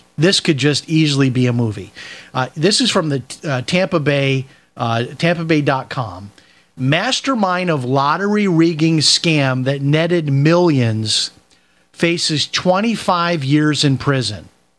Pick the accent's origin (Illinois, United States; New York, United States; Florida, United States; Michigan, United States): Illinois, United States; Chicago; I remember growing up in Chicago, that they used to have, like, an accounting firm would come out